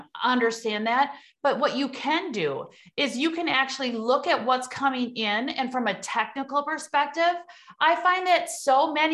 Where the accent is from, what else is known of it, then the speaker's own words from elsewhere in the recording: Midwest, United States; accent: Midwest; you hear my Midwest accent